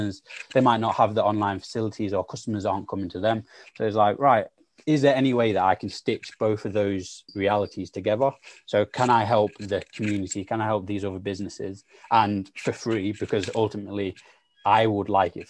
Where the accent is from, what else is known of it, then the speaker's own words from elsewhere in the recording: Sheffield, Yorkshire and the Humber, United Kingdom; also born or lived in South London; I'm from Sheffield, and yes, I've grown up in, again, one of the poorest parts of Sheffield